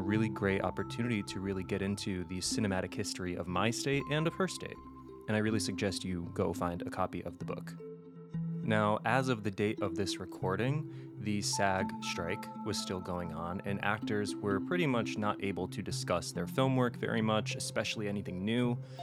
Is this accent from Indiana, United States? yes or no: no; Connecticut, United States; we are both from Connecticut. We are both raised in Connecticut